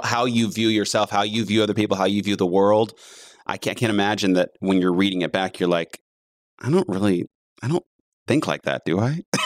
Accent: the South, United States; being Southern in general

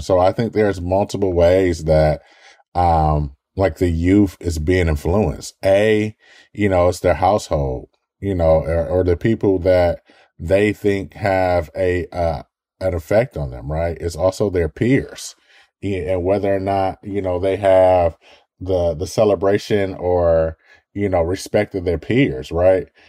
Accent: Detroit, Michigan, United States; growing up in Detroit

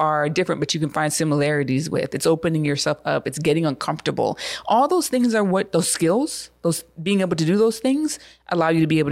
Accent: United States; I'm an American

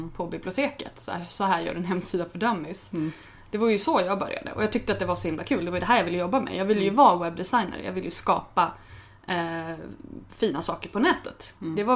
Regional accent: Örnsköldsvik, Västernorrland County, Sweden; moved away as an adult; Alltså jag började blogga när jag flyttade från Övik. Um, alltså jag flyttade från Övik, det här var hösten 2001. Jag hade precis fyllt, eller jag fyllde 21 på våren. Hade slutat min utbildning, eh, var ganska trött på Övik.

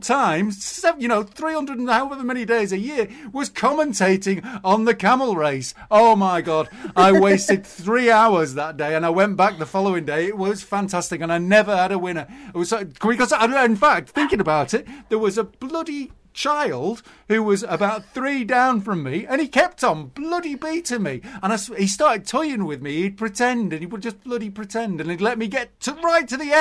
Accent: Preston, North West England, United Kingdom; I grew up in Preston, which is 15 miles away from Blackpool.

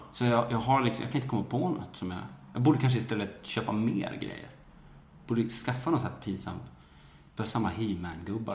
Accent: Falun, Dalarna County, Sweden; moved away; also born or lived in Stockholm; jag är uppväxt i Falun

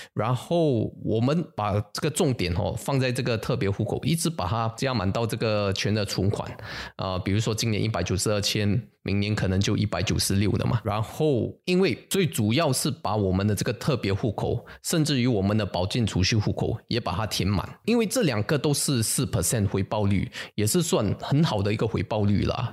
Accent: Singapore; 我们新加坡人

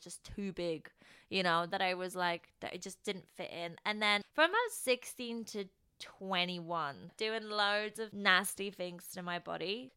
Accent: Poland; moved away; I grew up in Poland

